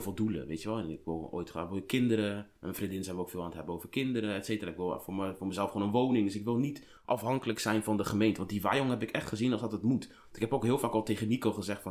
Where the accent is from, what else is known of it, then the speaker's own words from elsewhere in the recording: Colombia; ik kom uit Colombia